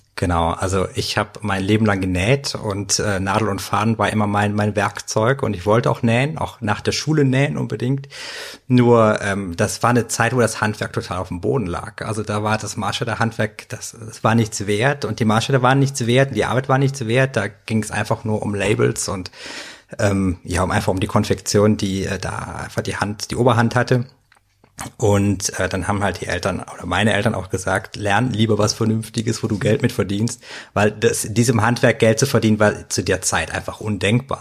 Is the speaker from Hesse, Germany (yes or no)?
no; Cologne, North Rhine-Westphalia, Germany; als Kölner